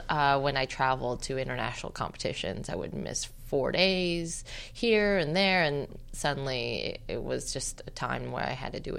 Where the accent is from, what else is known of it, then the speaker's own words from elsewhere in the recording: Torrance, California, United States; Torrance, California.